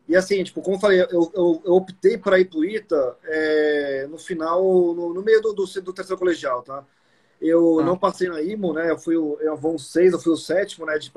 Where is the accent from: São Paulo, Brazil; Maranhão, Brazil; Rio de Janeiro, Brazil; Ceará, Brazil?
São Paulo, Brazil; É, assim, eu sou daqui de São Paulo, né?